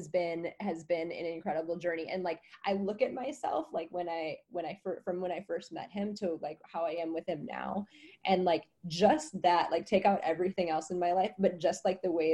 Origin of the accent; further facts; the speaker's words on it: Wisconsin, United States; moved away as an adult; also born or lived in New Orleans; now in Costa Rica; I'm from Wisconsin. I had 18 years of the freezing cold tundra.